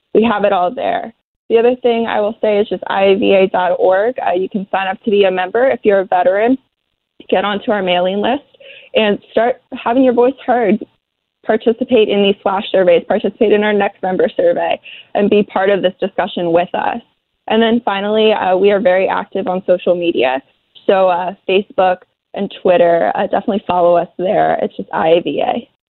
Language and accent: English; Philadelphia, Pennsylvania, United States; I grew up in the Philly area.